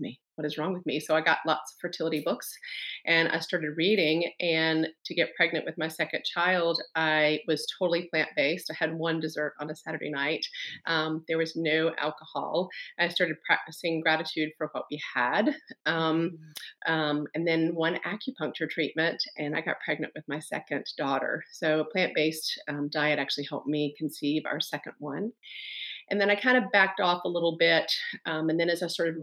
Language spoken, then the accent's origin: English; the South, United States; I grew up in the South